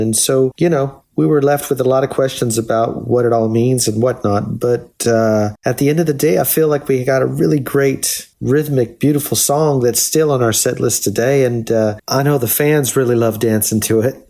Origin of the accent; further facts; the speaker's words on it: La Puente, California, United States; also born or lived in Los Angeles; I was born in Los Angeles, but I really grew up in a city just east of Los Angeles, about 30 minutes, called La Puente